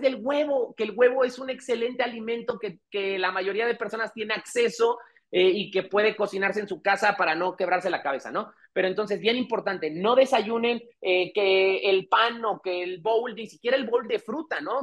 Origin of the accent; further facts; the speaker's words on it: Mexico; qué débiles somos los mexicanos